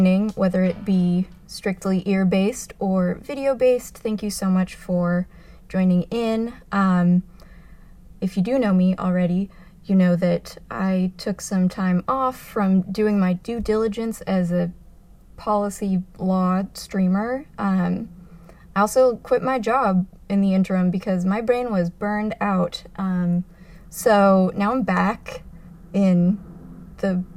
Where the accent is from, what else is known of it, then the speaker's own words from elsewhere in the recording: Arizona, United States; now in New York, United States; I'm from Arizona originally.